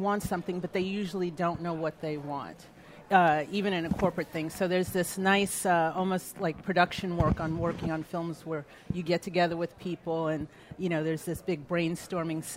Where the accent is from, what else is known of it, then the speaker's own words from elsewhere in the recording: New York, United States; now in New Orleans, United States; growing up in New York in the 70s